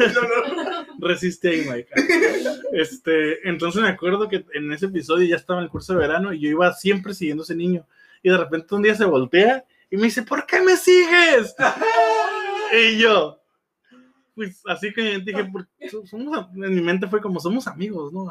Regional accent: Tijuana, Baja California, Mexico; born or raised there

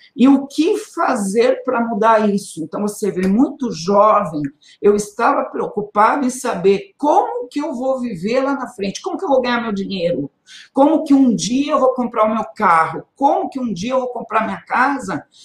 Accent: São Paulo, Brazil; moved away as an adult; now in Guarulhos, Brazil; eu saí de Guarulhos muito cedo, com três anos de idade. O meu pai, por causa de trabalho, teve que mudar para São Paulo. Então a gente passou a morar em São Paulo.

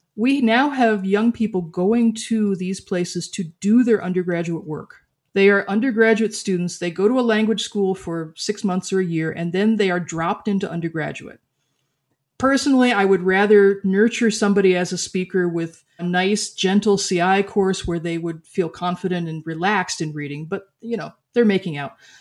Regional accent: United States; I am culturally American

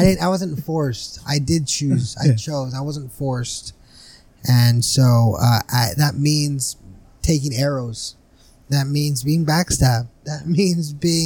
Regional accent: Brawley, California, United States; I'm from the west side of Brawley, born and raised

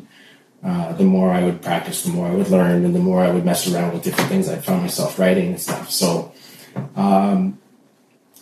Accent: Ontario, Canada; also born or lived in Trinidad; I'm from Trinidad. Mm-hmm. Grew up in Ontario

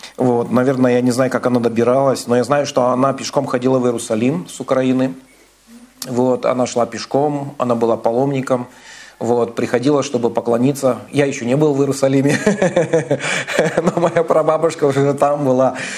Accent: Kazakhstan; now in Vladivostok, Russia; я сам родился в Казахстане, вырос там, вот, и в 98 году мы переехали

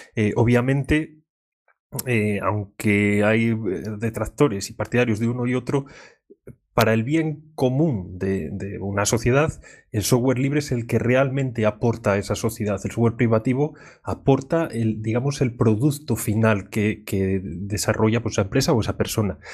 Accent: León, Castile and León, Spain; soy de León

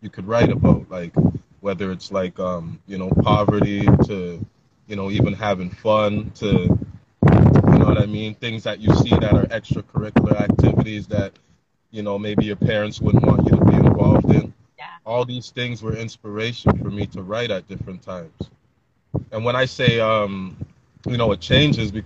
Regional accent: Toronto, Ontario, Canada; I'm born and raised in Toronto

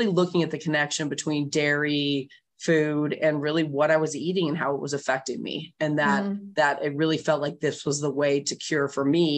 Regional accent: Bay Area, California, United States; I grew up in the Bay Area, which is a very alternative place

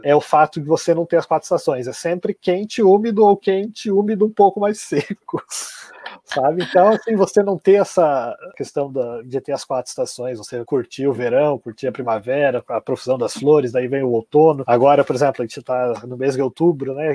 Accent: Santa Catarina, Brazil; moved away as an adult; also born or lived in Germany / Singapore / New Zealand / United States; now in São Paulo, Brazil; eu cresci em Santa Catarina, desde criança sempre falei alemão

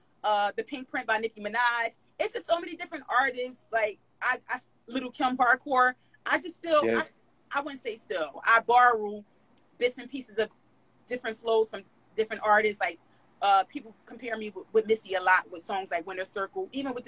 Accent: Philadelphia, Pennsylvania, United States; I'm Black, I'm from Philly, and I'm a rapper.

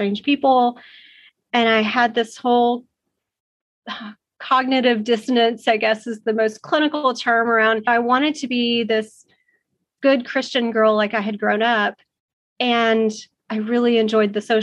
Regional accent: Dallas-Fort Worth area, Texas, United States; also born or lived in Arizona; I grew up in the Dallas-Fort Worth area

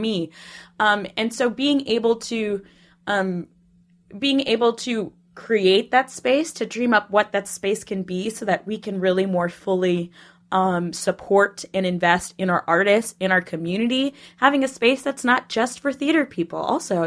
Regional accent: Minnesota, United States; moved away as an adult; also born or lived in Poughkeepsie; now in New York, United States; I'm originally from Minnesota

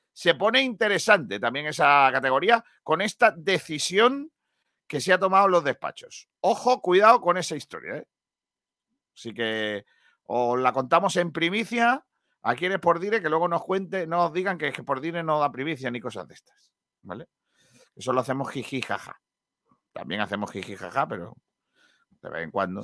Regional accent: Vélez-Málaga, Andalusia, Spain; la de mi pueblo, la de Vélez

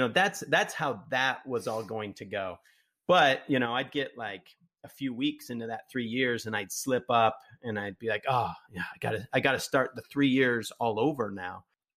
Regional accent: Utah, United States; now in Phoenix, United States; I was afraid of running into people that I knew because I grew up in Utah.

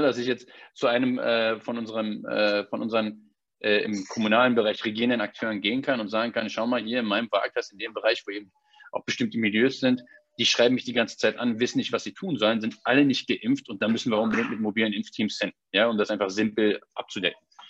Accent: Berlin, Germany; ich bin in Berlin geboren und aufgewachsen

